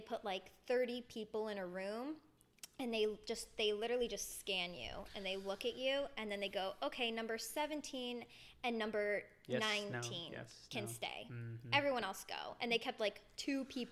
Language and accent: English; Orlando, Florida, United States; also born or lived in New Jersey; I was born in New Jersey. I moved when I was 7. And then my family moved to Orlando